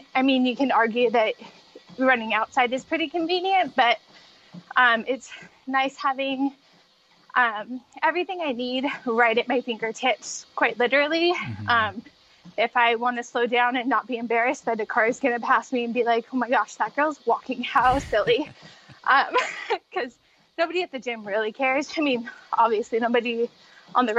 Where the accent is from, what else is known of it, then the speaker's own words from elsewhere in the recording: Spokane, Washington, United States; I am from Spokane, Washington, and I still live here now.